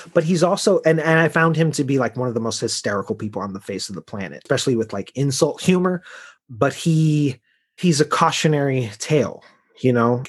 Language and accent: English; Chicago, Illinois, United States; I'm from Chicago